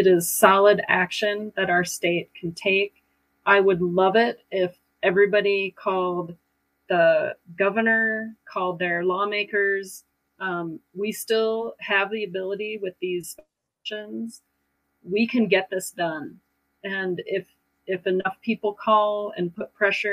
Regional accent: Stillwater, Oklahoma, United States; I'm from Stillwater

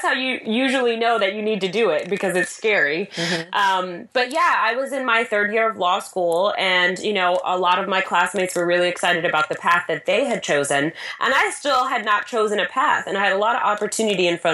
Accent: New York, United States; I am a New Yorker, a mom, a wife

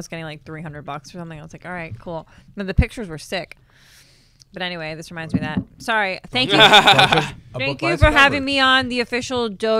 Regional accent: Massachusetts, United States; now in New York, United States; I'm from Massachusetts.

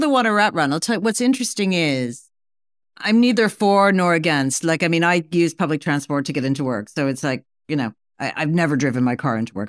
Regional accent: New York, United States; moved away; I used to live there. It's been, like, thirty-five years, and I still, like, you know, I still feel like part of my soul, and part of my soul, I'm a New Yorker

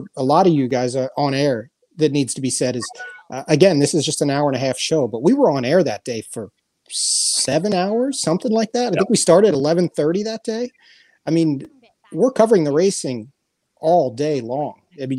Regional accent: Cincinnati, Ohio, United States; moved away; also born or lived in Los Angeles; born and raised in Cincinnati, so not far from Louisville and Lexington. I worked at HRTV for years in Los Angeles at Santa Anita.

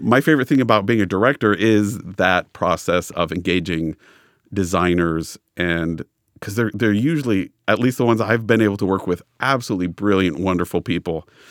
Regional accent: Los Angeles, California, United States; I grew up in Los Angeles

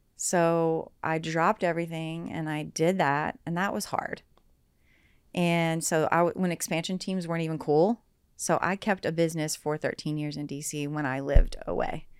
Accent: Southern West Virginia, United States; moved away as an adult; also born or lived in Washington, District of Columbia, United States; now in Cincinnati, United States; I grew up in Southern West Virginia.

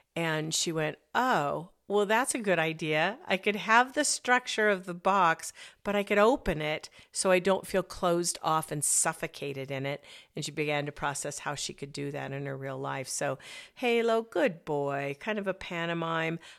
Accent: Arizona, United States; moved away; also born or lived in Colorado; I grew up in Arizona

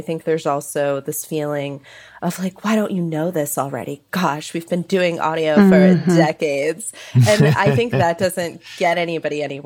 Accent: San Francisco Bay Area, California, United States; I grew up in the San Francisco Bay Area with KQED

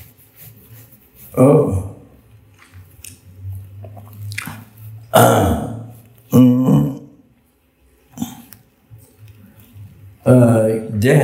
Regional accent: Solu Khumbu, Koshi Province, Nepal; moved away; also born or lived in Pagri, Tibet / Tibet; I came from Sol Kumbu

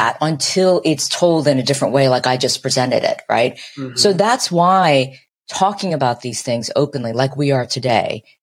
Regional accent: Ohio, United States; also born or lived in Korea; I grew up in Ohio in the 1970s

